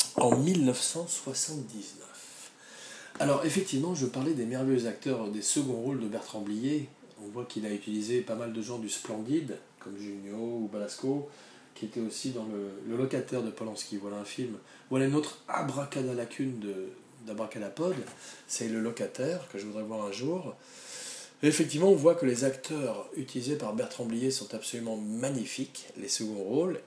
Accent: France; je suis français

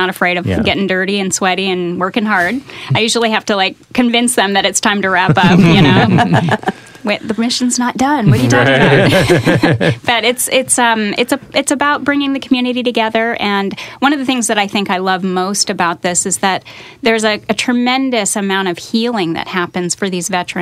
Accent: Seattle, Washington, United States; moved away as an adult; also born or lived in Oregon / California; So I grew up in the Northwest, and I'm a Seattle girl, and lived in Oregon for a long time.

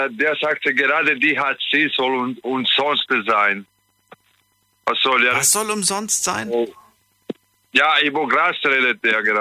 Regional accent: Italy; German is a second language; ich bin Italiener, weißt

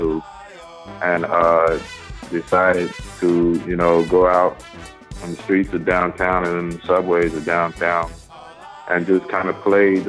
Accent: Chicago, Illinois, United States; growing up in Chicago in a family full of music

